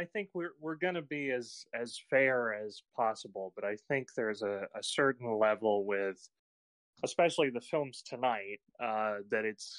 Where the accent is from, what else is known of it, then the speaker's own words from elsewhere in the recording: United States; just speaking as the American in the room